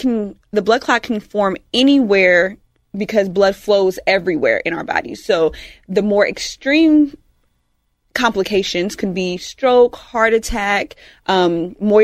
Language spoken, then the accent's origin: English; Georgia, United States; now in Houston, United States; I was born in Georgia.